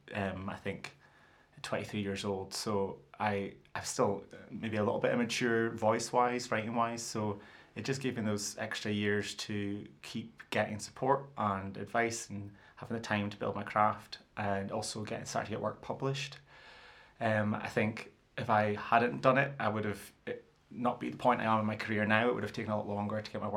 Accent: Fraserburgh, Scotland, United Kingdom; accent: broad Doric; also born or lived in Peterhead; I grew up in Fraserburgh in Peterhead, so I spoke broad Doric and do still speak broad

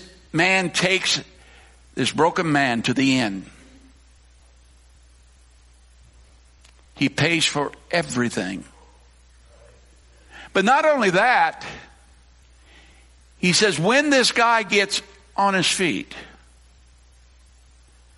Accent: Colorado, United States; now in Newton County, Missouri, United States; I grew up, I say out west, I grew up in Colorado, I grew up in cowboy country

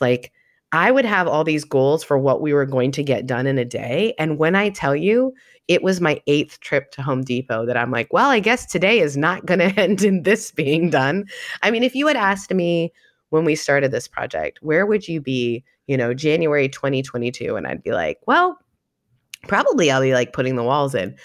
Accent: Canada; also born or lived in Southern United States; now in United States; 'cause I'm Canadian

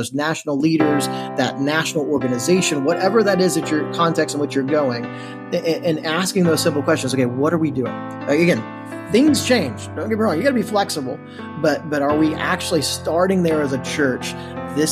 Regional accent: Texas, United States; accent: Texan; also born or lived in United Kingdom; now in College Station, United States; I do not speak the Queen's English. I speak a little bit more Texan

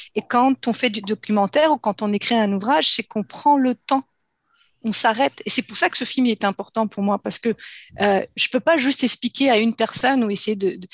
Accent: France; je suis née en France. J'ai grandi en France dans une famille nombreuse

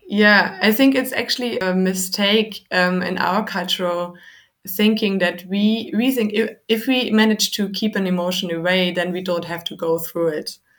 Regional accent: Germany; I'm from Germany

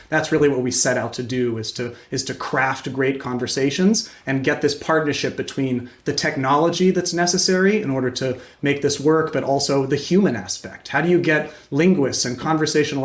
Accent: Morgantown, West Virginia, United States; I grew up in Morgantown

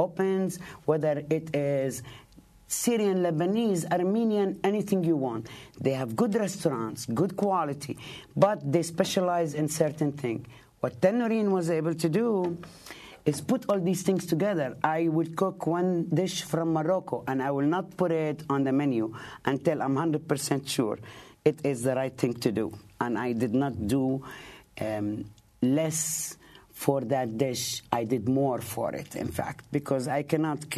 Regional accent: Palestine; now in Bay Ridge, United States; I'm Palestinian.

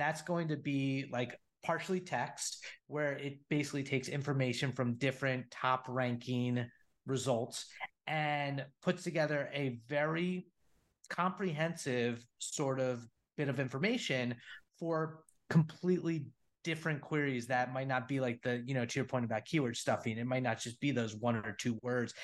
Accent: New Jersey, United States; moved away as an adult; also born or lived in San Francisco; I'm a Northeast guy, grown, born and raised in Jersey

